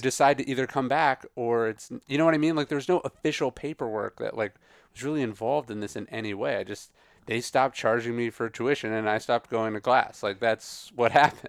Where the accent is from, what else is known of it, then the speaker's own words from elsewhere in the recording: Sacramento, California, United States; also born or lived in Riverside; I grew up outside Sacramento